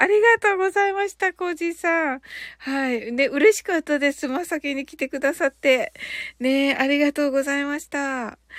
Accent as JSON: {"language": "Japanese", "region": "Kyushu", "country": "Japan", "also_born_or_lived": "Canada", "said": "私ね、九州人なんでね"}